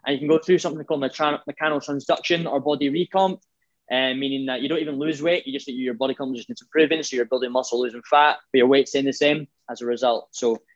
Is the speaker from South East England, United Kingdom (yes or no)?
no; Scotland, United Kingdom